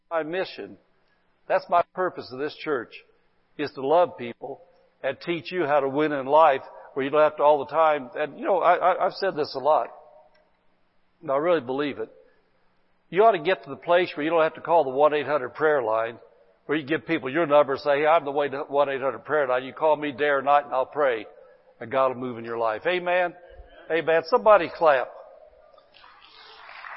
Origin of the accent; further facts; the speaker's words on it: Indiana, United States; accent: hillbilly; now in Barstow, United States; I come from Indiana, man, where, man, there wasn't anything like any Spanish-speaking people, man. We just a bunch of little old hillbilly people. We spoke hillbilly